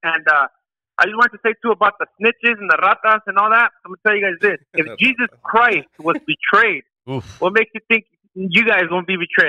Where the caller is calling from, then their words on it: Northern California, United States; I'm calling from Northern Cali.